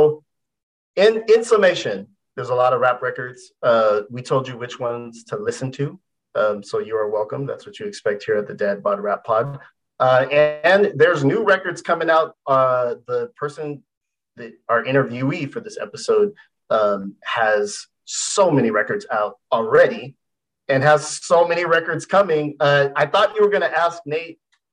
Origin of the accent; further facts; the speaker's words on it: San Jose, California, United States; We're from San Jose. We're kind of Bay Area cats